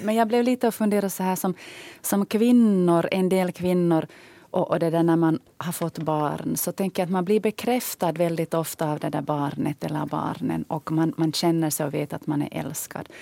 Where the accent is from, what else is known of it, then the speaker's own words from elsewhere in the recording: Ostrobothnia, Finland; moved away; jag som själv kommer från Österbotten